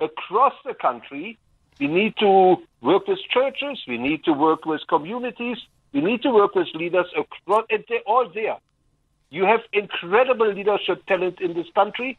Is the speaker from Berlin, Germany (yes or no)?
yes; Berlin, Germany; moved away as an adult; now in South Africa; I was born and bred in Germany, the divided city of Berlin